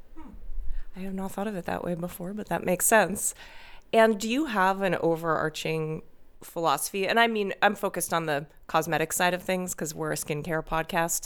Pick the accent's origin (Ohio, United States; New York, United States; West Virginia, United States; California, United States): New York, United States; New York City; moved away; New York City, my hometown